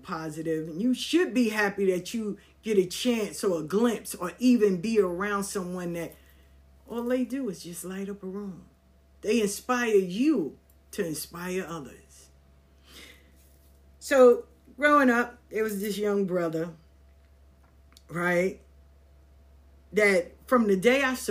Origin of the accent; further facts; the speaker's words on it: New York City, New York, United States; Growing up in South Jamaica, Queens